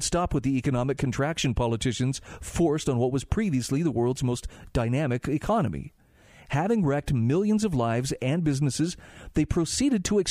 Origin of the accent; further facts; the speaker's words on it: Utah, United States; my home state of Utah